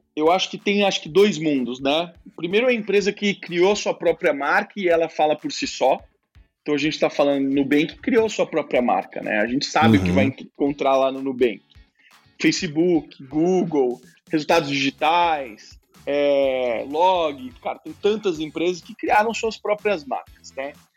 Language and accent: Portuguese; Brazil; como brasileiro